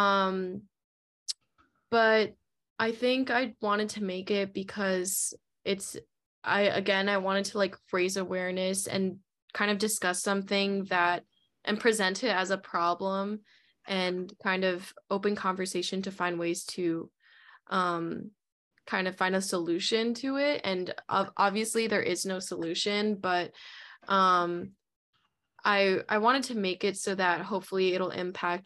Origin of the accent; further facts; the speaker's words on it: New Jersey, United States; moved away as an adult; now in Brooklyn, United States; Currently living in Brooklyn right now for school. I'm in my last semester, but I'm from New Jersey